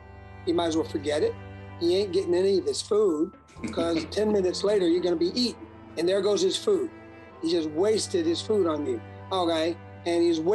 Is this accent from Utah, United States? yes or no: no; Chicago, Illinois, United States; moved away; also born or lived in Alabama / New Orleans; I grew up in Chicago